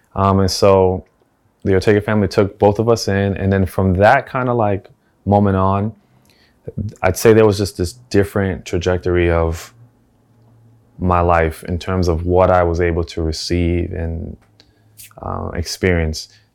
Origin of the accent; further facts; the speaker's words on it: New York City, New York, United States; also born or lived in South Bronx; I was born in the South Bronx, and for the majority of my life, I grew up in the Lower East Side of Manhattan